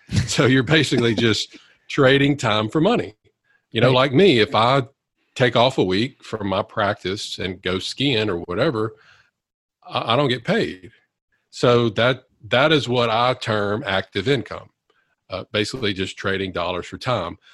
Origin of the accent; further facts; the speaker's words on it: Monroe, Louisiana, United States; i wanted to come back and practice in my hometown of louisiana uh, monroe louisiana